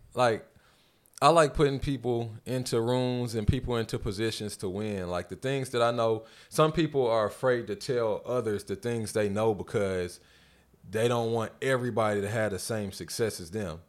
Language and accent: English; North Carolina, United States; now in Atlanta, United States; I'm from North Carolina